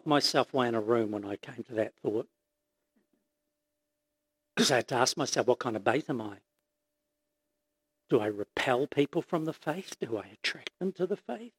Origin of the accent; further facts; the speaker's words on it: Auckland, New Zealand; I grew up in Glenis Pamir